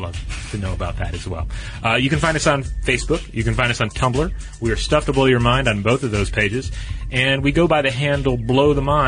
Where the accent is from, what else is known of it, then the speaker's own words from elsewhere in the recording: Santa Fe, New Mexico, United States; I grew up in Santa Fe, New Mexico.